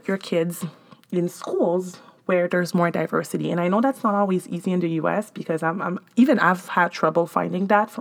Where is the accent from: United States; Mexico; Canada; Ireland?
Canada; Montreal, Quebec; moved away; I'm from Montreal